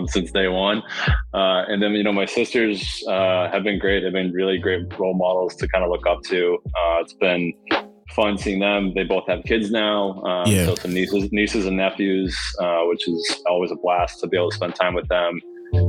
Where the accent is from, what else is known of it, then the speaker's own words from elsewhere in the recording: Sherborn, Massachusetts, United States; I grew up outside of Boston in a really small town called Sherbourne, Mass.